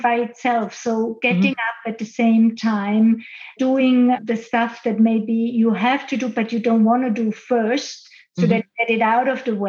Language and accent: English; Austria; now in Switzerland; I live and work now in Switzerland, which is my base, but I grew up in Austria and I grew up in the mountains in Austria